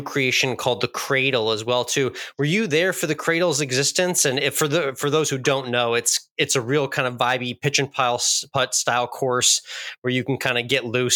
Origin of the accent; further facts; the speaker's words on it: Massachusetts, United States; I grew up in Massachusetts